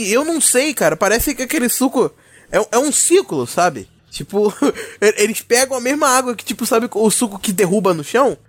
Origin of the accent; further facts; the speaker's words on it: São João de Meriti, Rio de Janeiro, Brazil; não exatamente carioca, eu São João de Meriti, então não, eu sou Fluminense, melhor dizendo